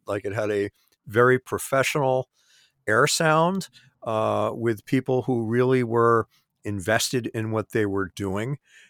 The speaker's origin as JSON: {"language": "English", "town": "Great Neck", "region": "New York", "country": "United States", "tie": "born or raised there", "said": "I grew up in Great Neck in the same county, I could get the radio station from my house."}